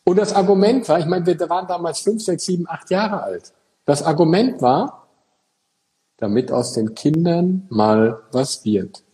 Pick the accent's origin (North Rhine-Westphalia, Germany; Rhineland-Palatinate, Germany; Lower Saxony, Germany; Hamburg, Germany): North Rhine-Westphalia, Germany; Eickelborn; now in Frankfurt, Germany; ich komme ja aus Eichelborn, so ein kleines Café in Nordrhein-Westfalen.